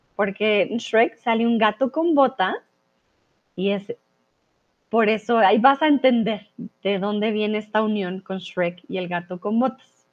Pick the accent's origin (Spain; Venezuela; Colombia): Colombia; now in Mexico; soy de Colombia